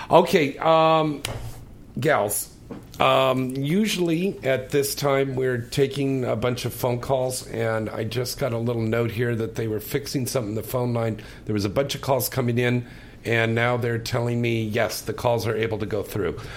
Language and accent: English; San Francisco, California, United States; up in my hometown, up there of San Francisco, California.